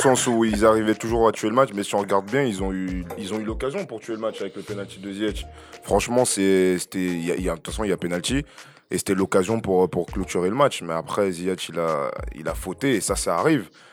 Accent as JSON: {"language": "French", "country": "Cameroon", "said": "je suis camerounais"}